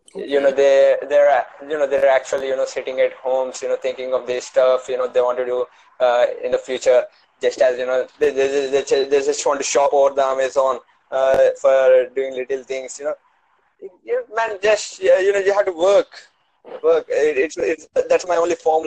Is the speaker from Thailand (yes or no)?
no; India; India, man. I'm from India